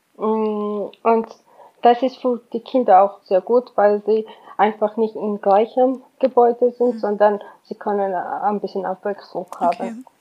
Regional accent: Georgia; German is a second language; moved away as an adult; now in Germany; Ich komme aus Georgien

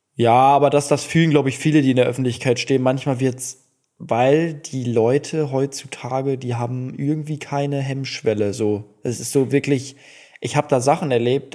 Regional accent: Duisburg, North Rhine-Westphalia, Germany; also ich bin ja in Duisburg groß geworden

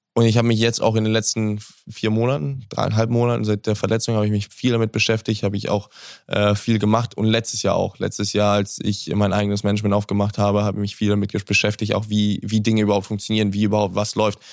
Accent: Hamburg, Germany; Hamburg ist die Stadt, wo ich, wo ich groß geworden bin, wo ich geboren bin, wo ich aufgewachsen bin.

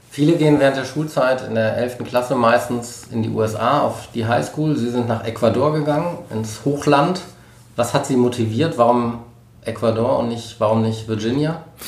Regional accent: Rhineland, Germany; ich komme aus dem Rheinland

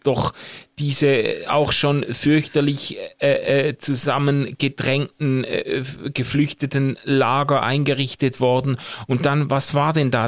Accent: Switzerland; als Schweizer

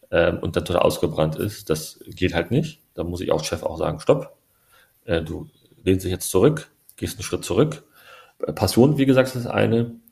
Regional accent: Berlin, Germany; Ich bin ja auch, ne, ich bin, meine Mama ist Türkin, mein Papa ist Deutscher. Ich bin aus Berlin-Neukölln.

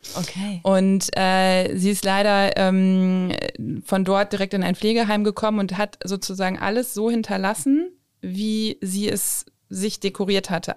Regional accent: Osnabrück, Lower Saxony, Germany; also born or lived in Hamburg; ich bin ja in Osnabrück aufgewachsen

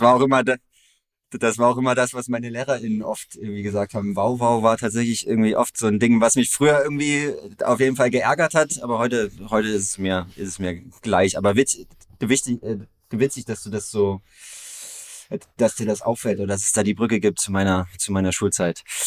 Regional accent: near Görlitz, Saxony, Germany; ich komme aus der Nähe von Görlitz, aus einer ganz kleinen Gemeinde mit so um die tausende EinwohnerInnen

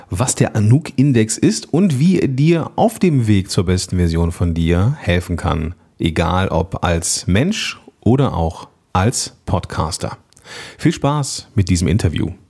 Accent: North Rhine-Westphalia, Germany; born there; Bin ja geboren am Niederrhein. Das ist ja nun Steinwurf von Venlo entfernt.

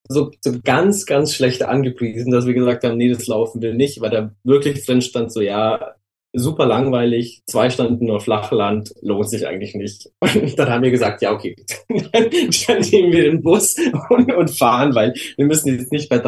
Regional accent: Munich, Bavaria, Germany; Also ich komme ja aus München und ähm, mein Opa war ein leidenschaftlicher Wanderer und der hat mich schon als kleines Kind immer mit in die äh, Berge genommen zum Wandern.

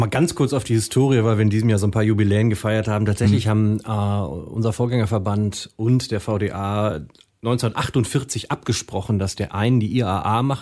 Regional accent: Münster, North Rhine-Westphalia, Germany; moved away; also born or lived in Frankfurt am Main; also ich bin Münsteraner.

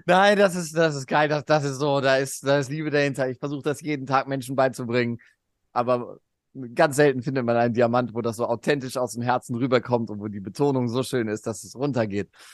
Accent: Cologne, North Rhine-Westphalia, Germany; bei uns in Köln

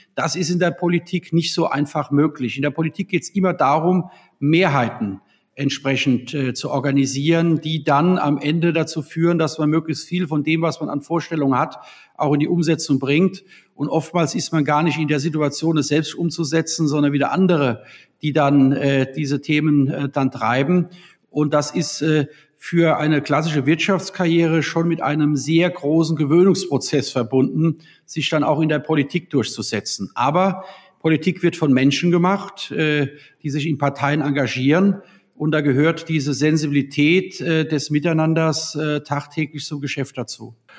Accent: Worms, Rhineland-Palatinate, Germany; Ja, ich bin ja in Worms geboren 1972 und habe ja die längste Zeit meines Lebens auch in Worms und Umland äh, gelebt

